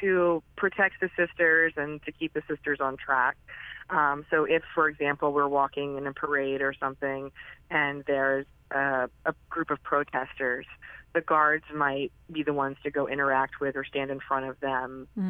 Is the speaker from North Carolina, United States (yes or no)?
yes; North Carolina, United States; I was born and raised in North Carolina